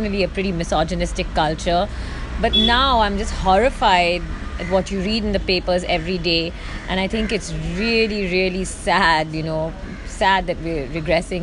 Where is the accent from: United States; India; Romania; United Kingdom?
India; I am Indian. I am from India.